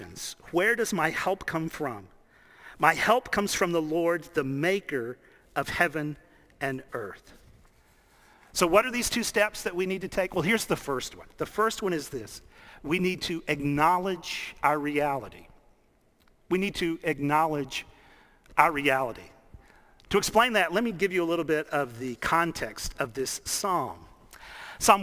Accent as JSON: {"language": "English", "town": "Dallas", "region": "Texas", "country": "United States", "tie": "born or raised there", "said": "I grew up in Dallas"}